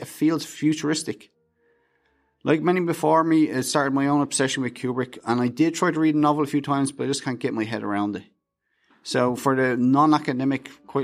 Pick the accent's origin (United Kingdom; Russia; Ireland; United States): Ireland; Dublin, Leinster; I grew up in Dublin, Ireland